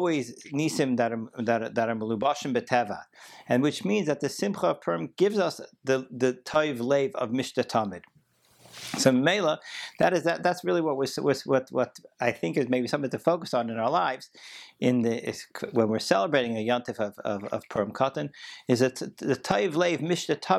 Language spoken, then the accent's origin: English; Baltimore, Maryland, United States; growing up in Baltimore and going to JCC 5 out of 7 days a week to play basketball